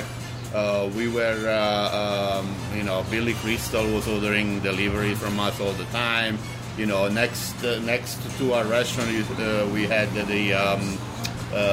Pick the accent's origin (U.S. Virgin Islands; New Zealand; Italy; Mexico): Italy; Naples, Campania; accent: Italian; English is a second language; also born or lived in Sorrento; now in New York City, United States; I'm from Naples